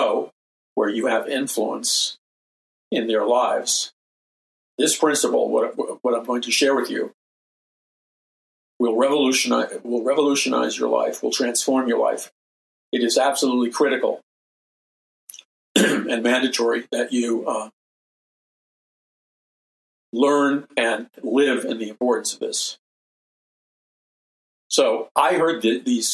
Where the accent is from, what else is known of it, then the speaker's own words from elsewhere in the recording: New York City, New York, United States; I grew up in New York City with subways and taxi cabs